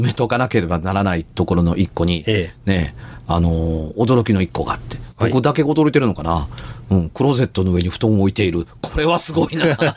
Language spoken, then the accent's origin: Japanese; Amagasaki, Hyogo, Japan; 尼崎で育ちました